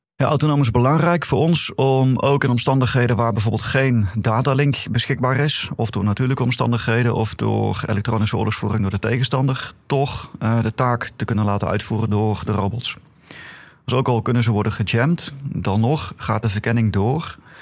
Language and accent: Dutch; Netherlands; als Nederlanders